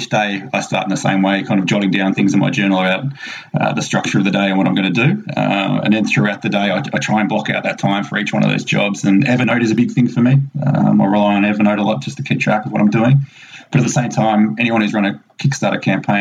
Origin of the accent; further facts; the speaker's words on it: Melbourne, Victoria, Australia; also born or lived in England; now in Texas, United States; I grew up in Melbourne, Australia, so right down the bottom of Australia